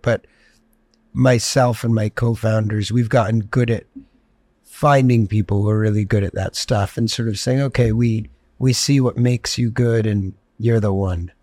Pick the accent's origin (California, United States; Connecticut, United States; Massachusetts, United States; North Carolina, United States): Connecticut, United States; Greenwich; growing up in Greenwich, Connecticut